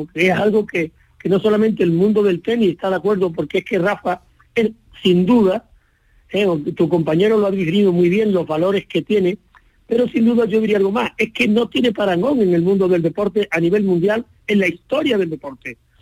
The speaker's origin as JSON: {"language": "Spanish", "country": "Spain", "said": "ciudadano español"}